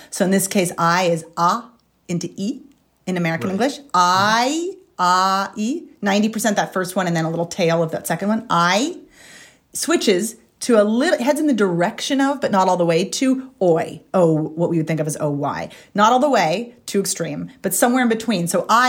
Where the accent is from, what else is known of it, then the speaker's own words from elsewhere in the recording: Ireland; I'm from Ireland.